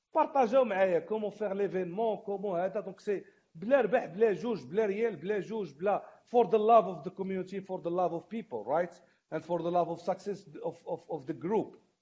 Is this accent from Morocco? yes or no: yes; Morocco; حنا مغاربه